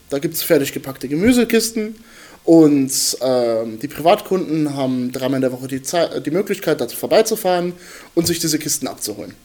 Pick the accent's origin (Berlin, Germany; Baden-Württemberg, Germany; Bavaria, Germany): Bavaria, Germany; Bad Kissingen; moved away as an adult; now in Nuremberg, Germany; ich studiere hier in Nürnberg. Ich komme eigentlich aus Bad Kissingen